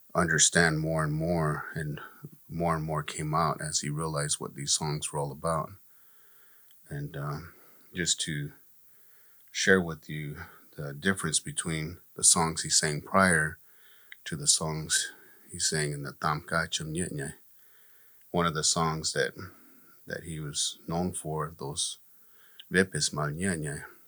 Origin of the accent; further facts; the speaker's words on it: Gila River, Arizona, United States; I'm from here from Gila River. I'm a member of the tribe Akamaroatam.